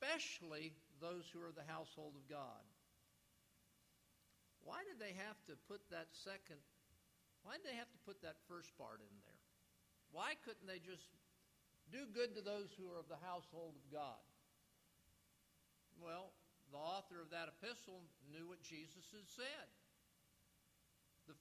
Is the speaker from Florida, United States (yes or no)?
yes; South Florida, United States; moved away; I grew up in South Florida